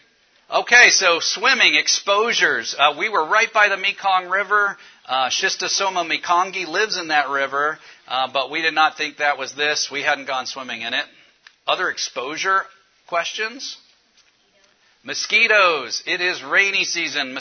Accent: Cincinnati, Ohio, United States; I'm from Cincinnati, Ohio. I work at University of Cincinnati

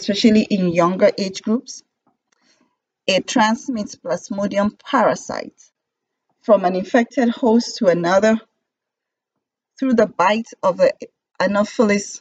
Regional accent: Nigeria; I was born and raised in Nigeria and got my medical degree from University of Ilorin in Nigeria

